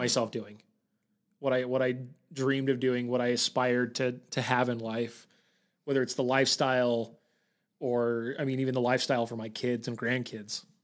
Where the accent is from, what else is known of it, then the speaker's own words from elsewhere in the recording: Bountiful, Utah, United States; born and raised in, in Bountiful